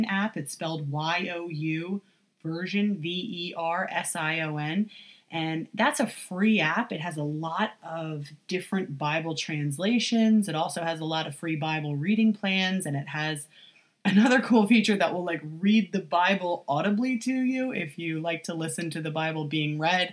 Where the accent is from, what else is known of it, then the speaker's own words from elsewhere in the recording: United States; as American Christians